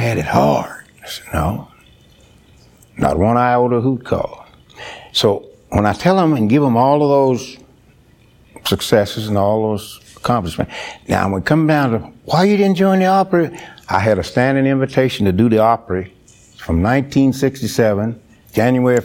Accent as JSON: {"language": "English", "town": "Sledge", "region": "Mississippi", "country": "United States", "tie": "born or raised there", "said": "In my hometown of Sledge, Mississippi"}